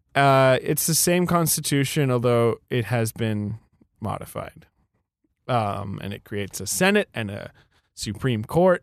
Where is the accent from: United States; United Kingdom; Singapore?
United Kingdom; moved away; I'm from, I grew up in Britain